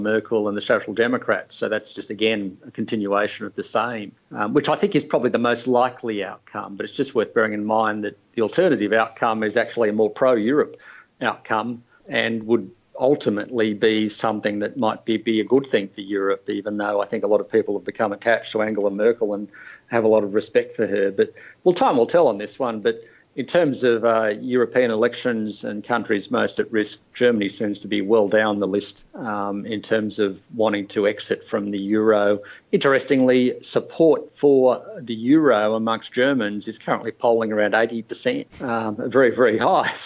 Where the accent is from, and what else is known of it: Australia